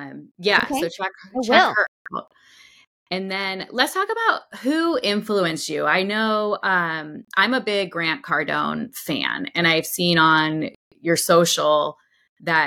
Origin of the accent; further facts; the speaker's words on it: San Diego, California, United States; also born or lived in San Francisco; I grew up in San Diego